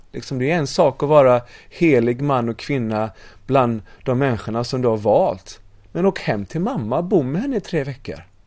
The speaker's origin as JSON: {"language": "Swedish", "country": "Sweden", "also_born_or_lived": "United States / Bali", "moved": "as an adult", "said": "jag var ju svensk"}